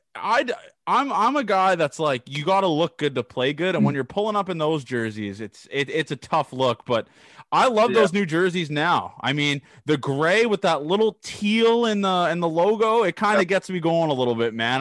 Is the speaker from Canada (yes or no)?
yes; Canada; I'm a Canadian guy